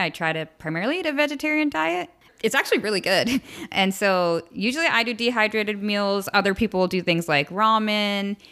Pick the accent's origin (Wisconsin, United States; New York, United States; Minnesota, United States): New York, United States; now in San Diego, United States; I grew up in New York, liking the outdoors and camping with my family, but didn't really start hiking, hiking until I moved to San Diego